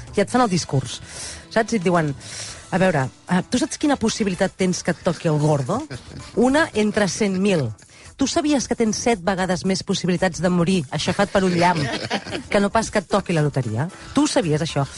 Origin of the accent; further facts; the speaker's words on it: Catalonia, Spain; som catalans